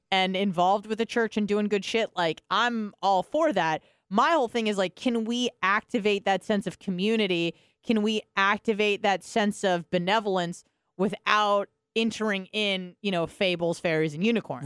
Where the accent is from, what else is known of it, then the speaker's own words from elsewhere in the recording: California, United States; moved away; I was from California